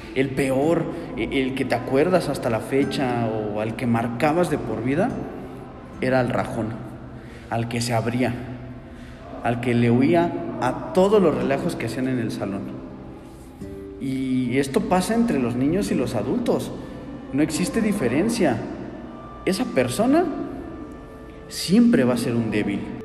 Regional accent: Mexico; así somos como mexicanos.

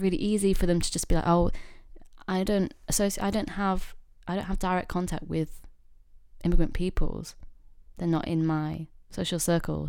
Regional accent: Yorkshire and the Humber, United Kingdom; moved away as an adult; now in London, United Kingdom; I grew up in a very, very small town slash village

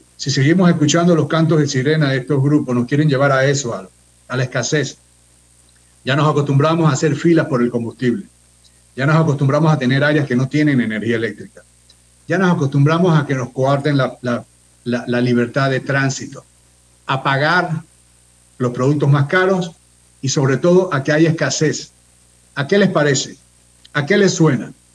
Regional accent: Panama; como panameño

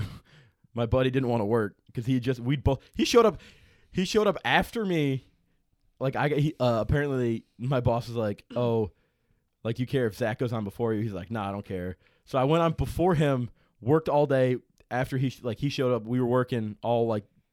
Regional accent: Illinois, United States; I'm from Illinois.

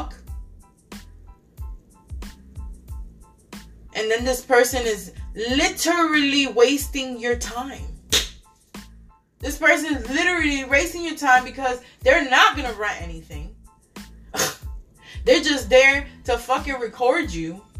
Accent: New York City, New York, United States; moved away; I come from New York City

